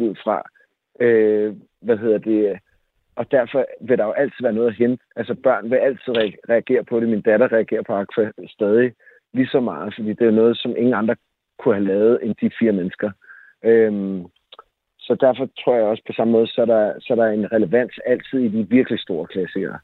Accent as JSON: {"language": "Danish", "town": "Jersie Strand", "region": "Zealand", "country": "Denmark", "tie": "born or raised there", "also_born_or_lived": "Køge", "said": "Da jeg voksede op i Solrød Strand, eller i Jersi Strand"}